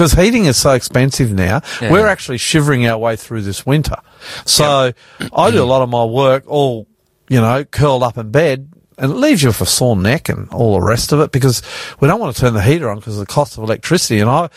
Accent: Australia; I'm the …, and we are coming to you live out of our studios in northwest Sydney

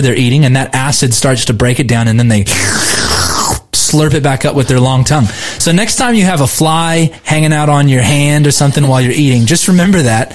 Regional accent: Southern California, United States; now in Australia; One place that I grew up in Southern California

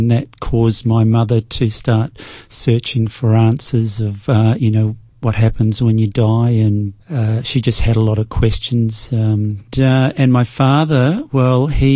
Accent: New Zealand; moved away as an adult; now in Perth, Australia; I'm a Kiwi. I'm from New Zealand.

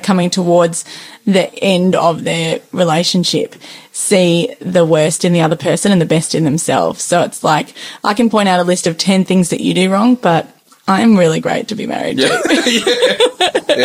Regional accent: Tasmania, Australia; I grew up in Tasmania

